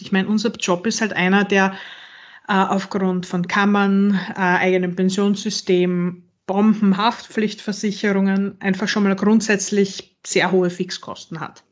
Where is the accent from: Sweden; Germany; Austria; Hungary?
Austria; Western Styria; also born or lived in Vienna; Ich bin in der Weststeiermark aufgewachsen